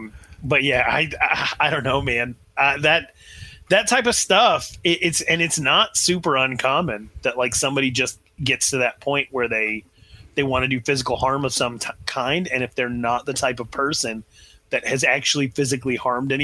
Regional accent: Wyoming, United States; I'm from Wyoming.

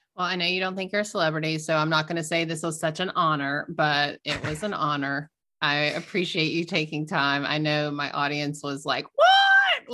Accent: the South, United States; I grew up in the South

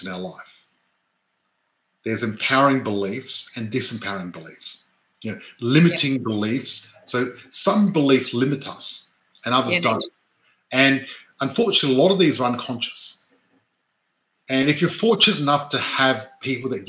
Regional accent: Adelaide, South Australia, Australia; I was born and grew up in Adelaide, born and raised in Adelaide, in the western suburbs

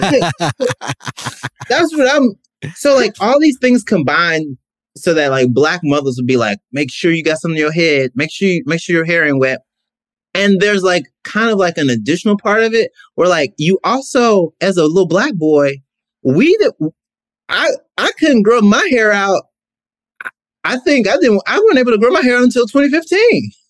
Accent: Mississippi, United States; I'm from Mississippi. Like Southern

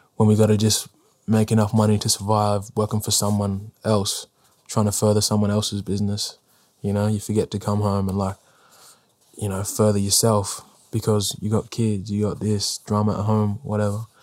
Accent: South Australia, Australia; I was born in South Australia

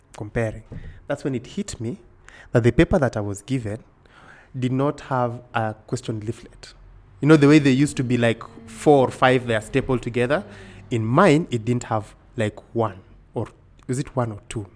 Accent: Kisumu, Kisumu County, Kenya; moved away as an adult; also born or lived in Nairobi / Siaya; I was born in Nairobi. In ninety-one. In ninety-two, my parents moved to Kisumu. And I grew up in Kisumu my whole life up until I was now joining university and then I came to Nairobi.

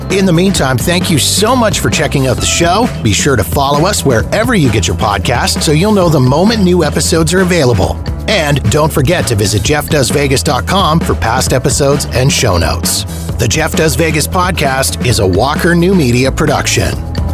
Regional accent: Canada; being Canadian

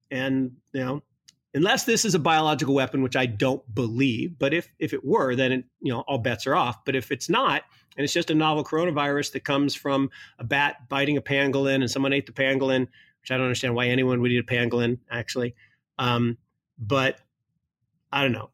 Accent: Kirkland, Washington, United States; also born or lived in Seattle; Kirkland, Washington, where I grew up

